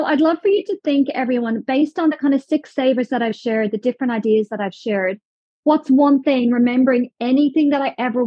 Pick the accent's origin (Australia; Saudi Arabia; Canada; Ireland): Ireland; Dublin; moved away; I'm from Ireland. So back in Dublin, my parents live 2 miles up a mountain outside Dublin